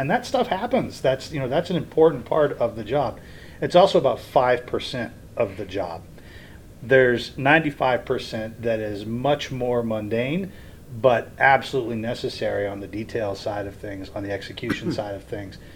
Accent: Springdale, Ohio, United States; also born or lived in Edgewood, Kentucky; now in Orlando, United States; I grew up going to Kings Island, I grew up in Springdale, Ohio.

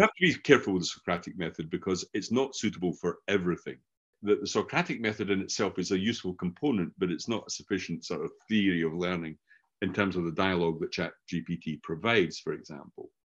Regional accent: Scotland, United Kingdom; accent: Scottish; first language English; I grew up learning a Scottish variant of English because mm-hmm. everybody I knew was Scottish, hence my accent

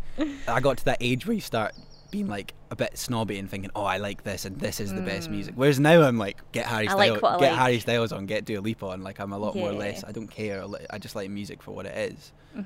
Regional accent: Glenrothes, Scotland, United Kingdom; now in Edinburgh, United Kingdom; my hometown as well. Like, Glenrothes is a weird place

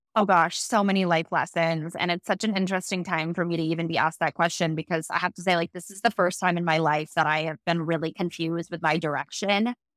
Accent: East Coast, United States; also born or lived in Los Angeles; now in Austin, United States; from the East Coast

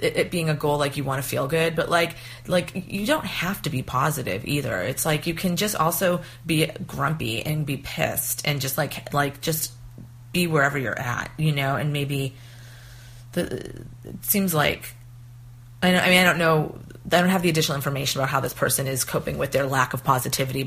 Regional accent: East Coast, United States; moved away; also born or lived in Tucson, Arizona; I used to live in Tucson, Arizona, and before that, I was from the East Coast

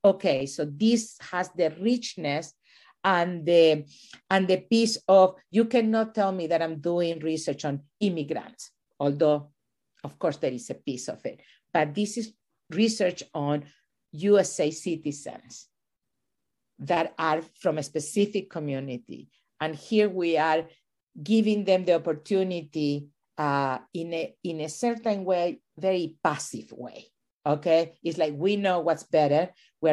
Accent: Venezuela; also born or lived in Chile / New Mexico / New Jersey; now in United States; I was born in Chile and raised in Venezuela.

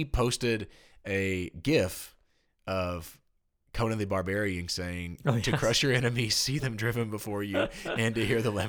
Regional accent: Tennessee, United States; I say pecan. I'm from Tennessee.

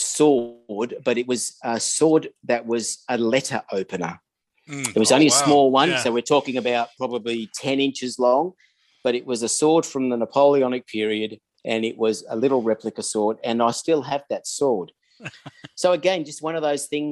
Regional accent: Sydney, New South Wales, Australia; now in Adelaide, Australia; I'm 61 years old, living in Adelaide, South Australia. I haven't always been here. I grew up in Sydney, and in a little town called Blacktown in the western suburbs of Sydney

